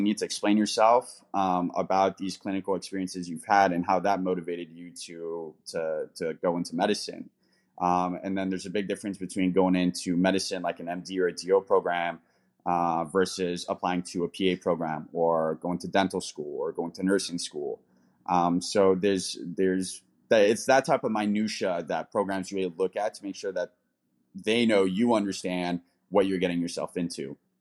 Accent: United States; also born or lived in London, United Kingdom / Denver, Colorado; being American

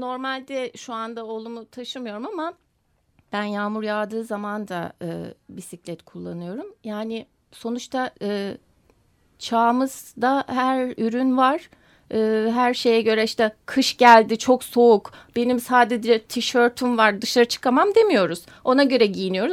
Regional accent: Bremen, Germany; moved away; also born or lived in Komotini, Western Thrace, Greece; Almanya Bremen'de doğmuş olmam

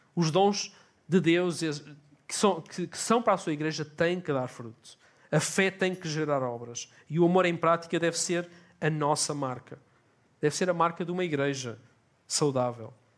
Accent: Portugal; eu digo, por exemplo, que sou português

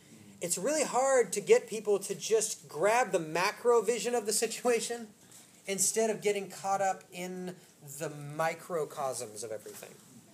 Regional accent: Oak Park, Illinois, United States; I grew up in Oak Park, okay?

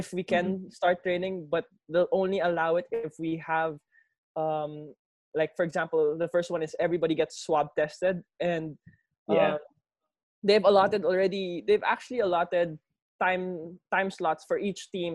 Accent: Laguna, Calabarzon, Philippines; I'm from Laguna

